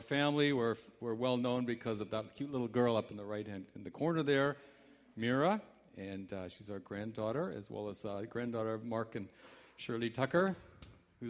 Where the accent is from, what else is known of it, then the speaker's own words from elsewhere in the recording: Canada; I'm a Canadian